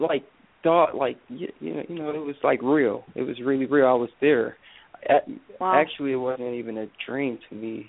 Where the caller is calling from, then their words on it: Michigan, United States; I'm calling from Michigan.